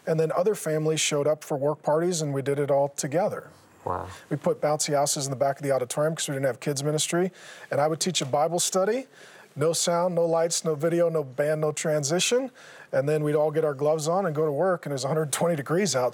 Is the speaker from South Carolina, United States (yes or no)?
no; Seattle, Washington, United States; I grew up in Seattle